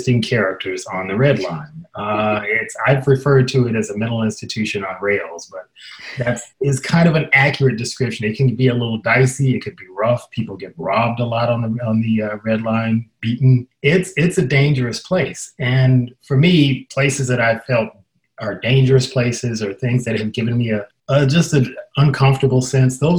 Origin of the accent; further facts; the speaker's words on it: Chicago, Illinois, United States; I grew up in Chicago